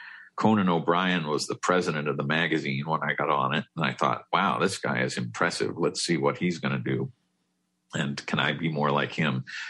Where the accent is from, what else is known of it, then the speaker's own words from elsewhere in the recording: Massachusetts, United States; Yeah, I grew up in Massachusetts